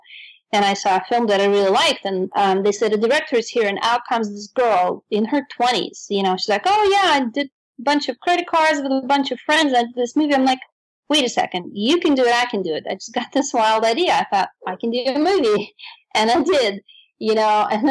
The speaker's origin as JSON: {"language": "English", "region": "Moscow", "country": "Russia", "tie": "born or raised there", "second_language": "English", "moved": "yes", "said": "I'm from Moscow, Russia"}